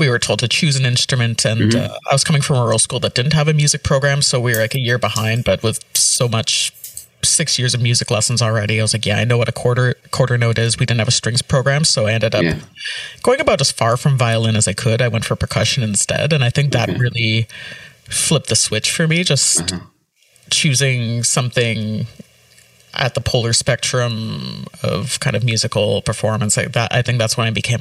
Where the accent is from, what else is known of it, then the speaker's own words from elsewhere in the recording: Ottawa, Ontario, Canada; I grew up in rural Ottawa, so 90s, pre-amalgamation Ottawa